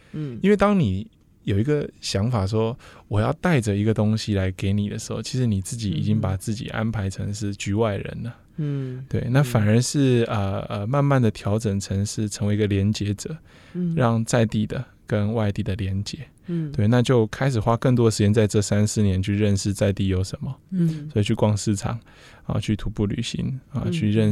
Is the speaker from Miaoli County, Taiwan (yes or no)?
yes; Miaoli County, Taiwan; 虽然我们在这边出生，是、uh huh. 又在这边长大，然后返乡也做了一些事情